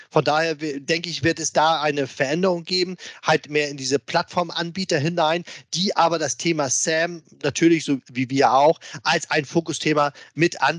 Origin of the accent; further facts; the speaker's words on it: Hamburg, Germany; Und äh, ich als alter Hamburger, du weißt es selbst, wir beide sind ja HSV-Fans. Ähm, ich als Hamburger, klar